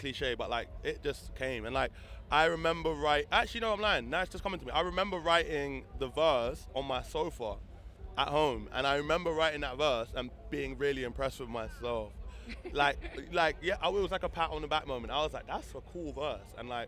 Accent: London, United Kingdom; I'm from London. Okay, London. Yeah, Camden Town.

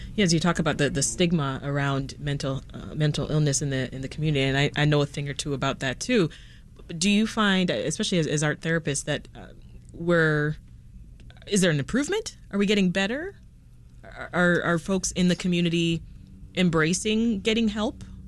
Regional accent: Jamaica; now in Chicago, United States; I'm an immigrant myself, born and, and raised in, in Jamaica

